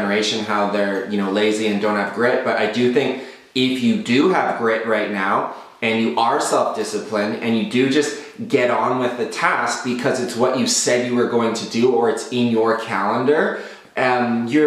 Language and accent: English; Southern Ontario, Canada; I was raised in Southern Ontario from the ages of 6 years old to 12 years old.